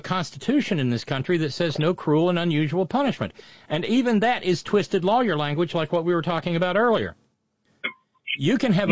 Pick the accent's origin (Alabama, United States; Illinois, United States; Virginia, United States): Alabama, United States; moved away; the county where I was born and raised